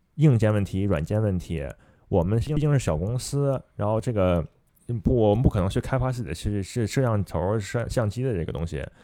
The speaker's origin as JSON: {"language": "Chinese", "country": "China", "said": "毕竟我是中，中国人嘛"}